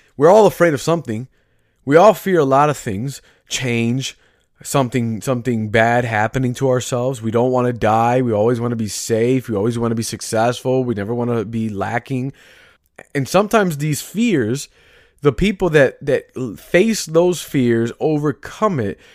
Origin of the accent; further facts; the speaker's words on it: Chicago, Illinois, United States; I'm from Chicago, grew, grew up and raised here